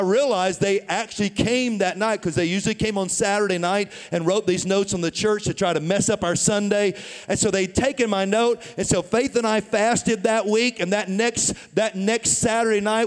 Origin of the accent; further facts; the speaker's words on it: Tennessee, United States; moved away as an adult; also born or lived in St. Louis, Missouri; I was born and raised in Tennessee